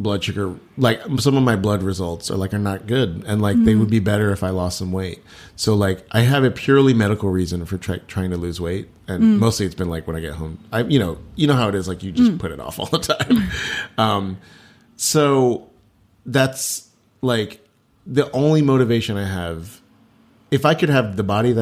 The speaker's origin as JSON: {"language": "English", "region": "Texas", "country": "United States", "tie": "born or raised there", "said": "I was Chinese growing up in Texas"}